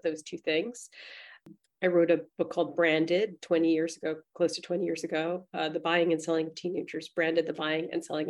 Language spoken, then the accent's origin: English; New York City, New York, United States; I grew up in the East Village.